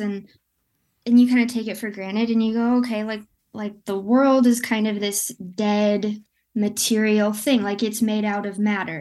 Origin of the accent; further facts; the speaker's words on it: West Michigan, United States; I'm from Michigan. I'm from West Michigan.